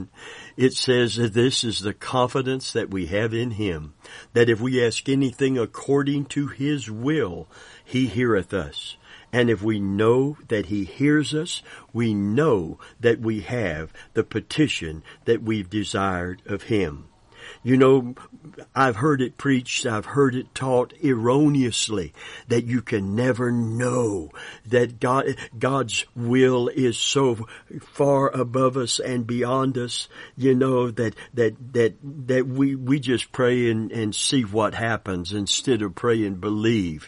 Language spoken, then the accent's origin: English; Kentucky, United States; we're from Kentucky